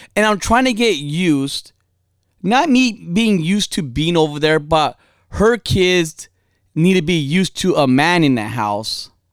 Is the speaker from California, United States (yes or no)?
yes; California, United States; I'm from over here, born and raised.